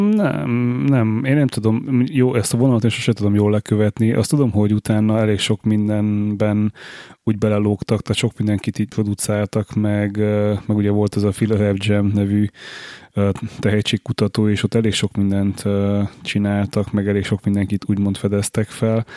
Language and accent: Hungarian; Budapest, Hungary; magyarok vagyunk, és, és ráadásul budapestiek